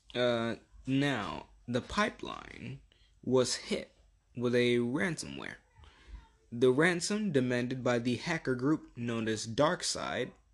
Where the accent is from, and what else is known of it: United States